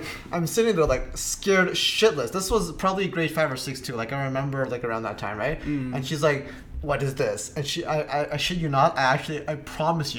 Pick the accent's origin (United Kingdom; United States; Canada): Canada; I grew up in Canada